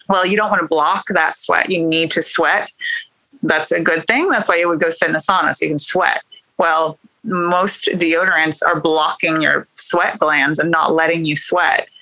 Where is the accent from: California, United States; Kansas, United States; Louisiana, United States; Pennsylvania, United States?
Kansas, United States; moved away as an adult; now in Oklahoma, United States; actually Kansas on a wheat farm in Kansas. So I grew up in farming